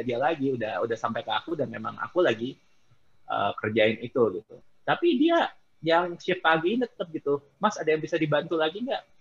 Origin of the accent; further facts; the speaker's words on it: Indonesia; moved away as an adult; now in Philippines; saya dari Indonesia